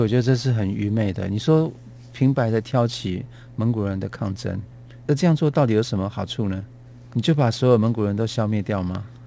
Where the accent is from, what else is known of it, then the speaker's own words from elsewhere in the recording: Taiwan; 我们台湾人国语，台语会把它夹杂